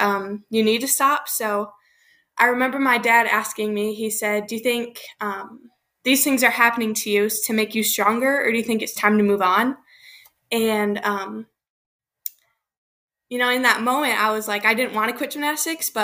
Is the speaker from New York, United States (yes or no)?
no; Michigan, United States; I'm from Michigan